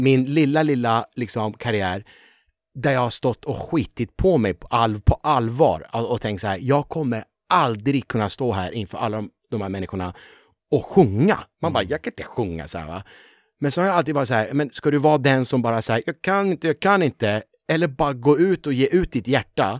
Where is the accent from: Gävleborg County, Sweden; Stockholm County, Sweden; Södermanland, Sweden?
Stockholm County, Sweden; Upplands Väsby; also born or lived in Tehran, Iran; jag växte också väldigt, med väldigt många finnar. Mm. Eh, Väsby är ju en sån där väldigt många eh, fin, ja. finnar kom